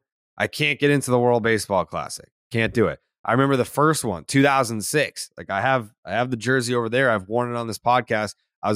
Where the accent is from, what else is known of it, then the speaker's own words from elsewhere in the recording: United States; I'm from the United States